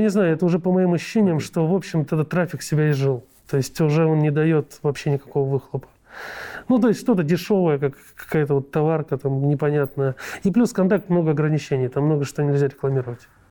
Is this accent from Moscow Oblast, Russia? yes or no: yes; Moscow Oblast, Russia; я сам из Подмосковья